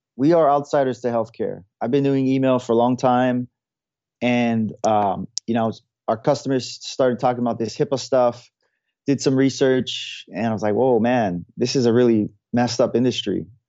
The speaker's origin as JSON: {"language": "English", "region": "Hawaii", "country": "United States", "moved": "yes", "lives_now": "San Francisco, United States", "said": "I'm from Hawaii. Now I live in San Francisco"}